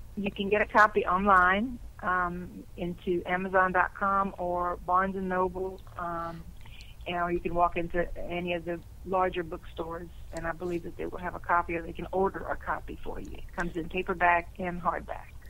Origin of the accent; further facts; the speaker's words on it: Louisiana, United States; accent: Cajun; I was born in Louisiana. So if you're born in Louisiana, particularly South Louisiana, you will have somewhat of a Cajun accent